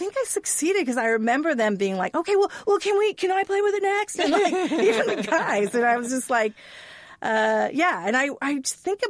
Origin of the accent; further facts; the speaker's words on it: Hawaii, United States; I grew up in Hawaii